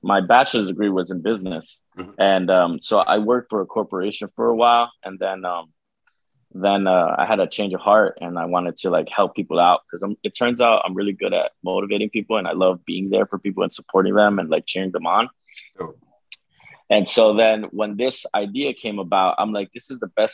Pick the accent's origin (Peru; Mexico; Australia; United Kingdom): Peru; now in Union, New Jersey, United States; I was born in Peru, South America